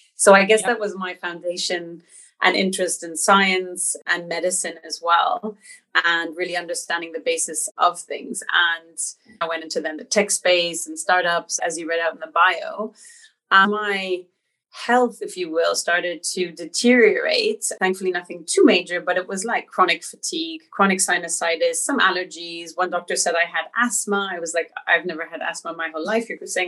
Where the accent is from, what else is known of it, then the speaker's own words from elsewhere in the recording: New York, United States; born there; So I was born in New York, and I was born to a German father who had been living 12 years in Central America.